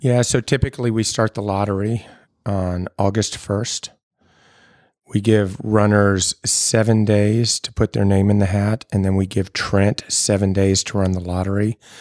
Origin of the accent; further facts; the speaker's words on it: Louisville, Kentucky, United States; moved away as an adult; also born or lived in Baltimore, Maryland / Evanston, Illinois; now in Nashville, United States; I grew up in Louisville, was there until I went to college